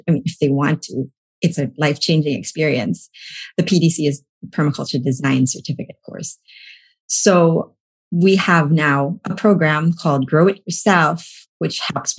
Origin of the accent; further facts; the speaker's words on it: Philippines; now in Pennsylvania, United States; I came from the Philippines, and I always had this inclination towards things sustainable.